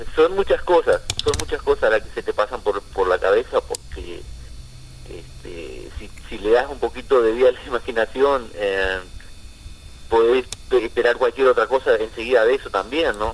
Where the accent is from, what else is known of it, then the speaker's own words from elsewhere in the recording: Concordia, Entre Ríos, Argentina; moved away as an adult; now in New York, United States; como todo argentino